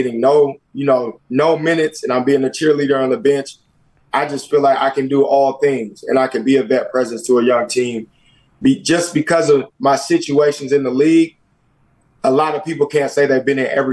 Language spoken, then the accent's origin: English; Tacoma, Washington, United States; I'm from the Tacoma area out in Seattle, Washington.